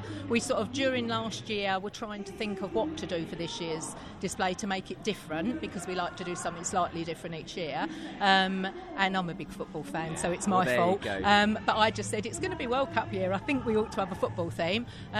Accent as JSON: {"language": "English", "region": "East of England", "country": "United Kingdom", "said": "Everybody trains individually with their dogs, because we're from East Anglia."}